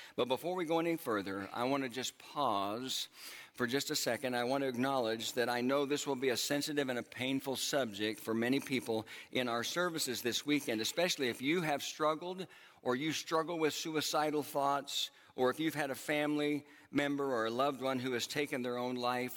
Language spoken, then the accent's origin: English; Oklahoma, United States; moved away; my home uh, where I grew up in Oklahoma